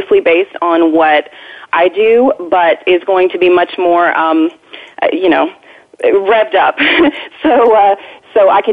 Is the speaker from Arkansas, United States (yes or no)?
yes; Arkansas, United States; moved away; I'm originally from Arkansas.